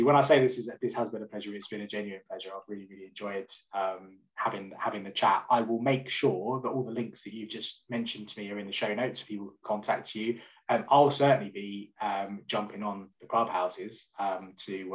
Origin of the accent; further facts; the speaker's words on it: London, United Kingdom; moved away as an adult; now in West Midlands, United Kingdom; I'm originally from North London, and me and my wife moved up to the West Midlands to be closer to her family about a year and a half ago